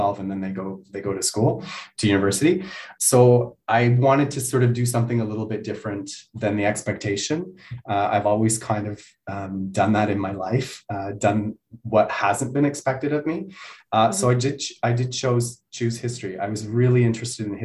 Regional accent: Glenburnie, Ontario, Canada; now in Montreal, Canada; I am from a little place called Glen Burnie, which is very close to Kingston

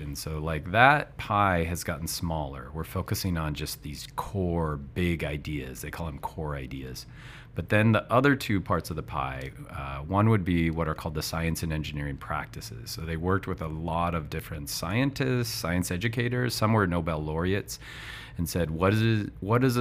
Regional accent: Montana, United States; I'm from Montana in the States, and I was a teacher for 20 years.

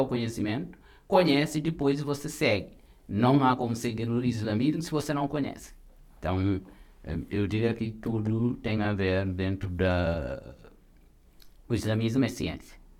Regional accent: Senegal; now in Brazil; sou senegalês

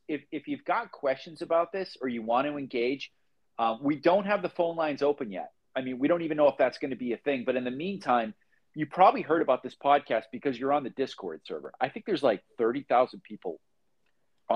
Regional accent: Boston, Massachusetts, United States; moved away as an adult; now in Phoenix, United States; We're two guys from Boston.

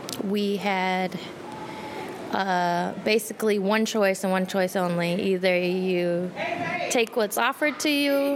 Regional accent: Minneapolis, Minnesota, United States; now in St. Paul, United States; Minneapolis. I'm from Minneapolis.

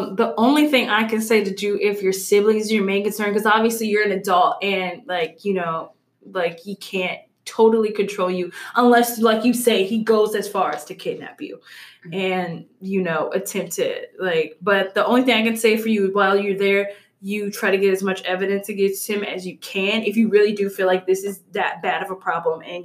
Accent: Louisiana, United States; I'm from Louisiana

